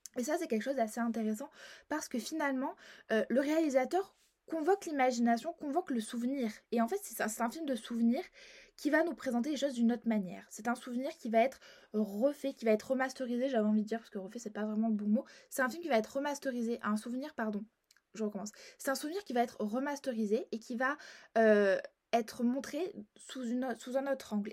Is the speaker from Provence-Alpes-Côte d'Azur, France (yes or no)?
yes; Marseille, Provence-Alpes-Côte d'Azur, France; je suis marseillaise